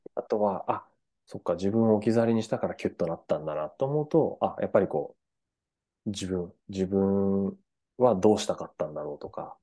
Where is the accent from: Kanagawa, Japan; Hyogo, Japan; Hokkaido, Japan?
Hokkaido, Japan; Furano; フラノ市出身なんです